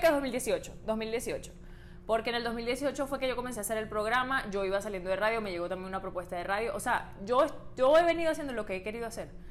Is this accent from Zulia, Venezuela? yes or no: yes; Maracaibo, Zulia, Venezuela; moved away; yo que vengo de Maracaibo